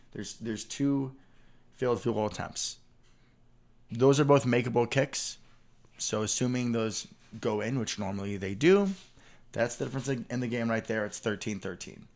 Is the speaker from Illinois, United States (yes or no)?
yes; Chicago, Illinois, United States; growing up in Chicago